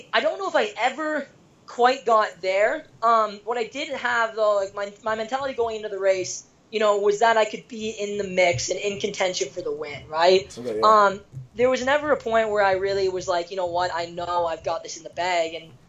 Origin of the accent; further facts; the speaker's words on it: Kitchener, Ontario, Canada; moved away as an adult; now in Ann Arbor, United States; I was back in Canada, specifically Kitchener, Ontario. That's where I was born and raised.